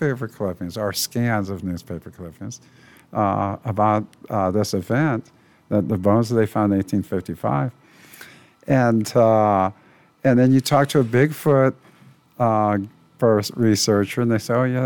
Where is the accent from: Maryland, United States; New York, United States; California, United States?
California, United States; East Bay; where I grew up in East Bay